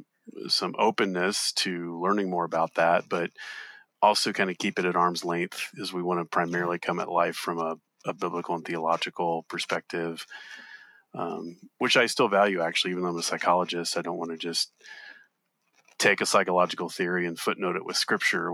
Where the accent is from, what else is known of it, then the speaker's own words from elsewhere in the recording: Southeast, United States; I grew up in the Southeast too